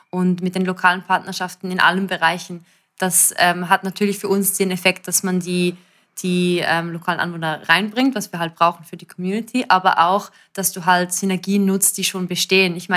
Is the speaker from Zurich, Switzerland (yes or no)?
yes; Zurich, Switzerland; also als Zürcherin, ich meine, unsere Stadt ist sehr, sehr schön, ich liebe Zürich